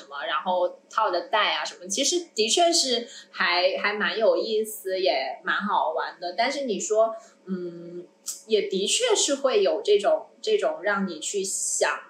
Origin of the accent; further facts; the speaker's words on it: Guangdong, China; 我从小在在这里长大